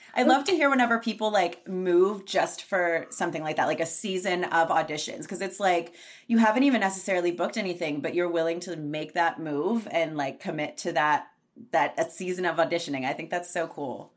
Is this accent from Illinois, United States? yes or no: no; southwestern Pennsylvania, United States; now in Los Angeles, United States; I'm from southwestern Pennsylvania, and I was just back there for two weeks.